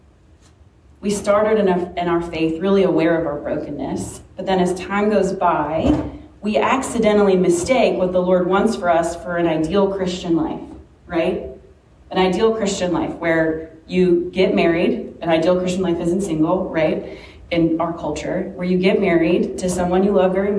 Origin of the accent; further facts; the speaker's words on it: Richmond, United States; moved away as an adult; Richmond is my hometown